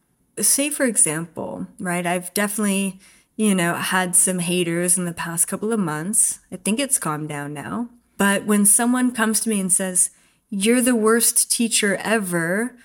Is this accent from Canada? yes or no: yes; Canada; I grew up in Canada in Four Seasons and I loved cross-country skiing and I can't wait to do that again.